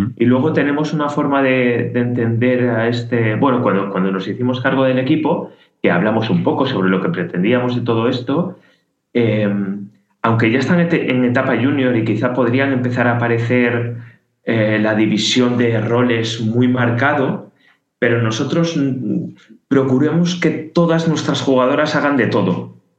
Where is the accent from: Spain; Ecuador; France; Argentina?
Spain; León, Castile and León; now in Catalonia, Spain; yo que soy de León, como, creo que ya dije, pues eh, cuando ahora que estoy en Cataluña